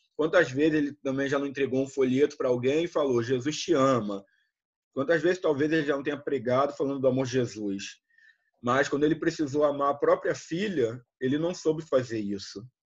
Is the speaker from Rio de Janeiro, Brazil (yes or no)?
yes; Rio de Janeiro, Brazil; also born or lived in Volta Redonda; now in Macaé, Brazil; eu sou do Rio